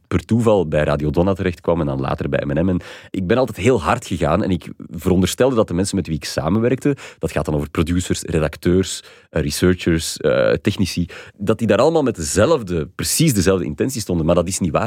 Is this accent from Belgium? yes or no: yes; Flanders, Belgium; wij als Vlaming